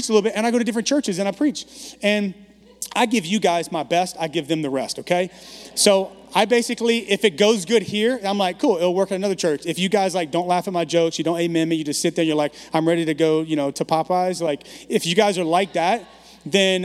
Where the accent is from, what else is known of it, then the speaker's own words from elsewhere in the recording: Baton Rouge, Louisiana, United States; also born or lived in Bogalusa, Louisiana / Dallas; now in San Francisco, United States; moved to the metropolis of Baton Rouge, area code 225